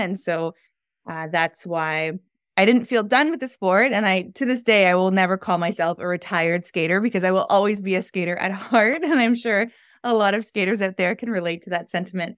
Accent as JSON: {"language": "English", "town": "Toronto", "region": "Ontario", "country": "Canada", "tie": "born or raised there", "moved": "as an adult", "lives_now": "Montreal, Canada", "said": "I grew up in the Toronto, Canada area, and I've been living in the Montreal, Quebec area for the last three years."}